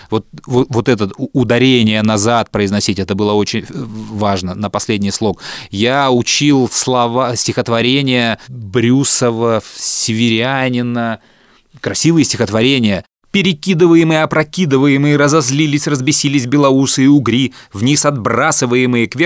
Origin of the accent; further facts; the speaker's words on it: Yekaterinburg, Sverdlovsk Oblast, Russia; born there; also born or lived in Omsk / Moldova / Vladimir / Moscow; я родился в Свердловске, жил там лет до 5-6, между Свердловском и Омском. Потом переехал в Молдавию, все лето я проводил в Одессе или Крыму, потом во Владимире какое-то время жил и Москва.